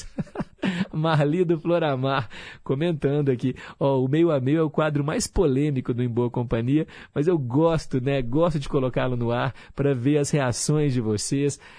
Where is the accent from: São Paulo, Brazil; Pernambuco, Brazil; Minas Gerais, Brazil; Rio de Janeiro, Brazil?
Minas Gerais, Brazil; Belo Horizonte; born there; todos são de Pará de Minas, cidade aniversariante. Eu sou a única que nasci em BH.